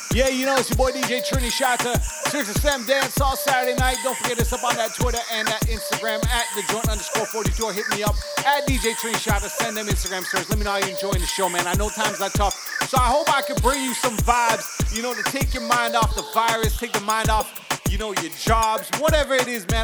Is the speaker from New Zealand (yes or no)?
no; Canada; my home country. Canada